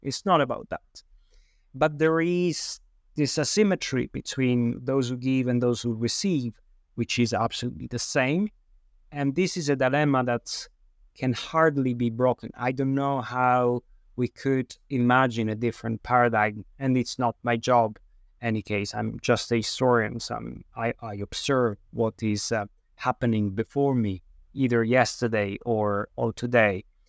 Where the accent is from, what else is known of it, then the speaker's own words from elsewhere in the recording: Sicily, Italy; I was born in Sicily